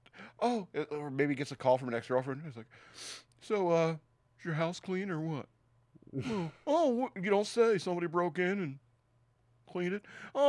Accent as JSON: {"language": "English", "country": "Australia", "said": "I'm from Australia, mate."}